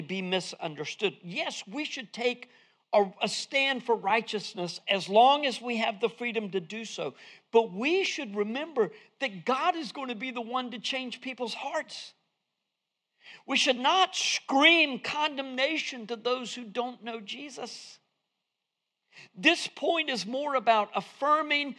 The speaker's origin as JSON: {"language": "English", "town": "Fuquay-Varina", "region": "North Carolina", "country": "United States", "accent": "southern", "said": "I'm from Fuquay Varina."}